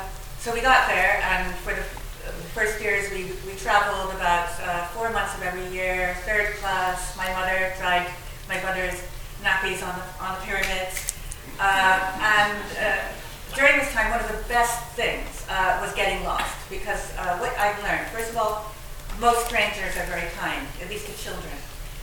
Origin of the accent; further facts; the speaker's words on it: Neptune, New Jersey, United States; born there; But I have to say, I was born in Neptune, New Jersey.